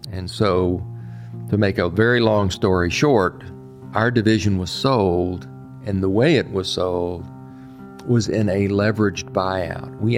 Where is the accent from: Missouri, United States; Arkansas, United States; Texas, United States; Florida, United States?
Texas, United States; now in Delaware, United States; So being a Texan to being a Delawarean, you know, happened effectively overnight for me.